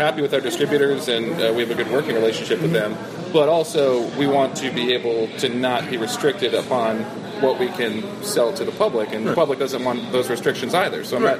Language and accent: English; California, United States; now in Georgia, United States; Well, I'm from California